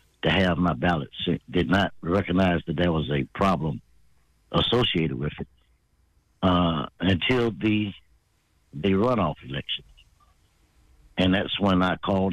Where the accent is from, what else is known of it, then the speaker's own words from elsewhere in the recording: Atlanta, Georgia, United States; moved away as an adult; also born or lived in Berlin / Korea; now in California, United States; I was born and raised, for those that are in Georgia, in Atlanta